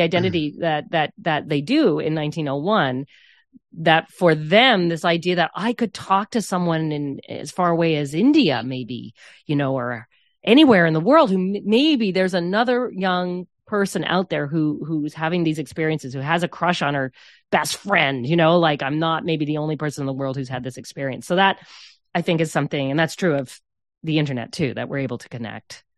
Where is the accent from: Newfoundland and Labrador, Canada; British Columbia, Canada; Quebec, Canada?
Newfoundland and Labrador, Canada; St. John's; moved away; growing up on the South Side Road